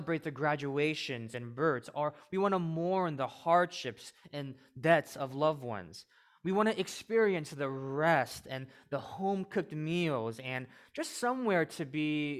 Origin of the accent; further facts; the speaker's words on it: suburbs of St. Louis, Missouri, United States; moved away as an adult; now in Chicago, United States; I was born in the suburbs of St. Louis